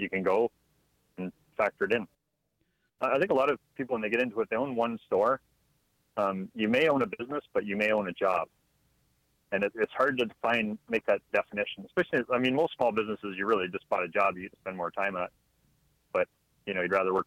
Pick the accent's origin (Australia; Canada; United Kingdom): Canada; just outside of Toronto, Ontario; moved away as an adult; now in Alabama, United States; I'm actually from Canada, just outside of Toronto. I've lived up there most of my life.